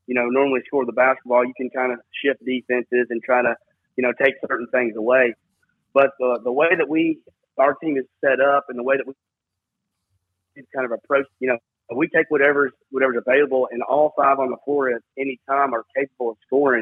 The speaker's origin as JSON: {"language": "English", "town": "Murfreesboro", "region": "Tennessee", "country": "United States", "tie": "born or raised there", "said": "I was lucky enough to grow up in the gyms at Oakland High School"}